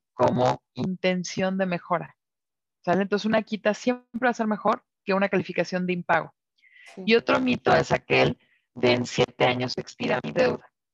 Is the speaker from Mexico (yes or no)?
yes; Mexico; como mexicanos